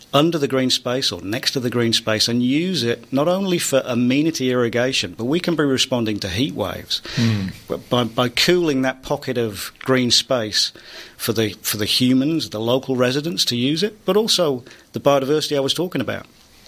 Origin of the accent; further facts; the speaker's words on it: United Kingdom; I'm British.